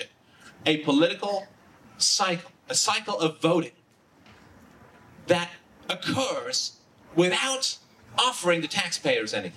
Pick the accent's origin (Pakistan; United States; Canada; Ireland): Ireland; I'm from Ireland